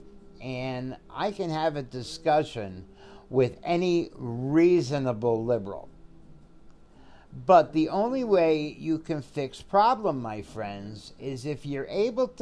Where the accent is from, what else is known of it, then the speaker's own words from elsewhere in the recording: Connecticut, United States; I come from a predominantly Italian Catholic neighborhood in a small town in Connecticut